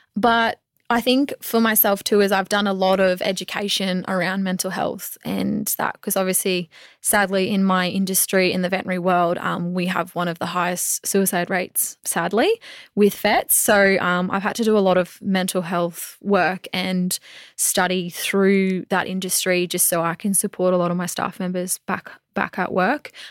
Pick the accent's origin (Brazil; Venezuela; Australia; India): Australia; Mackay, Queensland; now I get to say I've played for my hometown.